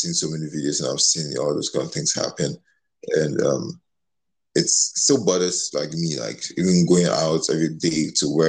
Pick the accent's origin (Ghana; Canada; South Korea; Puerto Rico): Ghana; moved away; growing up in Ghana.